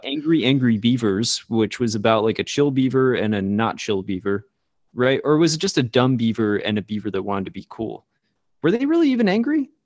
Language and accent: English; Florida, United States; we're both from Florida, which is, you know, not too far from that region or whatever